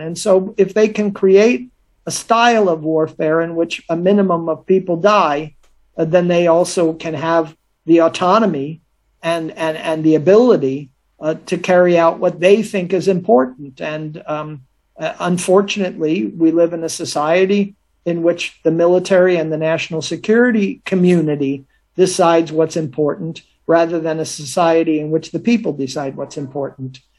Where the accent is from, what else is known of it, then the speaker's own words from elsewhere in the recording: United States; as an American